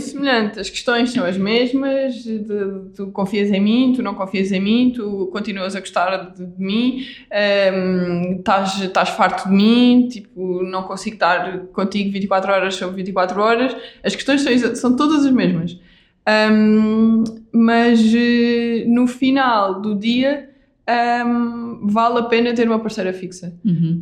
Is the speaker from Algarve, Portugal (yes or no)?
yes; Vila Real de Santo António, Algarve, Portugal; sou do Algarve, sou uhum. de Vila Real de Santo António e eu uhum. cresci na praia.